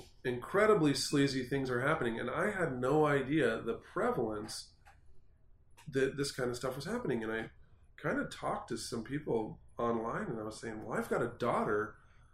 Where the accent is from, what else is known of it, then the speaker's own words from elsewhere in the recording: Idaho, United States; I'm from Idaho